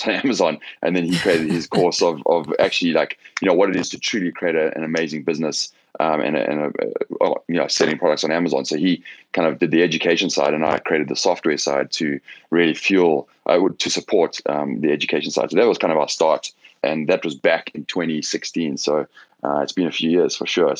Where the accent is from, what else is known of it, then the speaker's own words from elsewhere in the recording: South Africa; moved away as an adult; also born or lived in Johannesburg / London; now in Los Angeles, United States; I'm South African originally. I grew up there